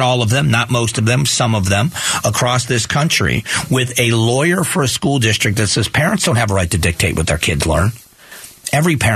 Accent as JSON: {"language": "English", "region": "Southwest Florida", "country": "United States", "tie": "born or raised there", "said": "I grew up in Southwest Florida"}